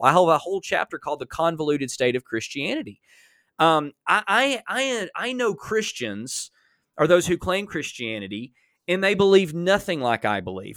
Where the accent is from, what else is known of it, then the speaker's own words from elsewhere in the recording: Alabama, United States; I'm from Alabama